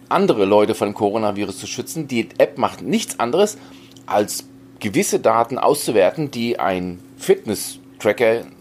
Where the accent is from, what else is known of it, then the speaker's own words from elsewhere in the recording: Hesse, Germany; now in Bavaria, Germany; Ich bin Hesse und bin emigriert nach Bayern, ja.